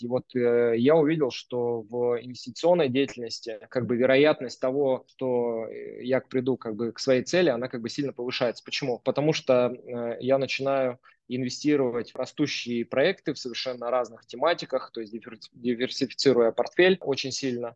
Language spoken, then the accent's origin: Russian; Yekaterinburg, Sverdlovsk Oblast, Russia; moved away as an adult; now in Moscow, Russia; Вообще, я изначально сам из Екатеринбурга. Родился в простом э, совершенно районе, который называется Уралмаш